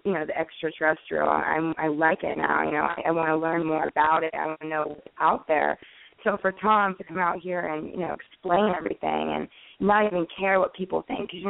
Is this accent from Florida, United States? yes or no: yes; West Palm Beach, Florida, United States; I grew up in West Palm Beach.